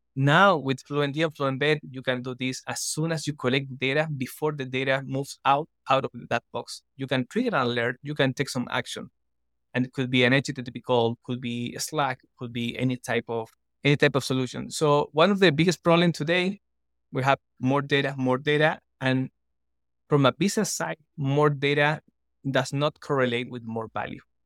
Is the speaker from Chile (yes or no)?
yes; Chile; now in Costa Rica; I'm originally from Chile, now based in Costa Rica